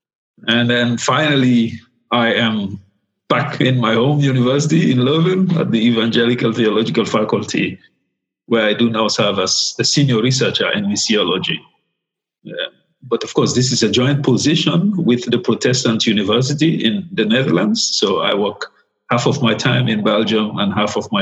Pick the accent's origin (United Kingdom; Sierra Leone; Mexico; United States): Sierra Leone; I was born in Sierra Leone in West Africa. Somewhere in the 70s, and grew up there